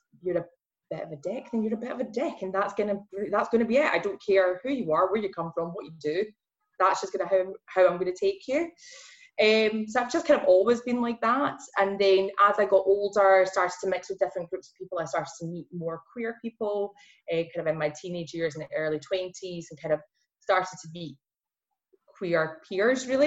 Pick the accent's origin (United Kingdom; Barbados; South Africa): United Kingdom; Glasgow, Scotland; accent: Glasgow; going full Glasgow in my accent